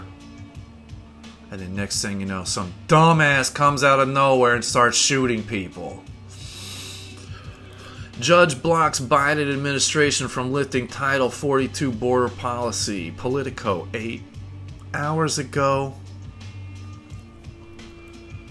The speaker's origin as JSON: {"language": "English", "region": "Midwest", "country": "United States", "tie": "born or raised there", "said": "I grew up in the Midwest"}